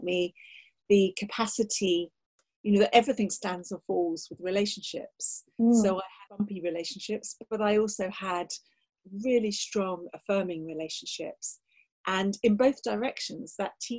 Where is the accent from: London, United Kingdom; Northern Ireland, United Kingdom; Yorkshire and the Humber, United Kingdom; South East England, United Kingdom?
South East England, United Kingdom; Kent; I grew up in Kent. I come from an Irish